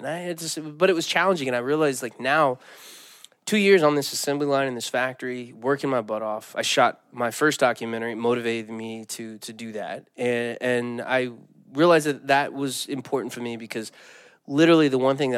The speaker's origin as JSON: {"language": "English", "region": "the Bible Belt", "country": "United States", "tie": "born or raised there", "said": "I grew up in the Bible Belt"}